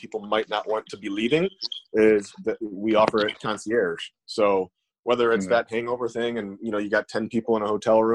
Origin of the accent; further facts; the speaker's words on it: Toledo, Ohio, United States; we're from here. We're from Toledo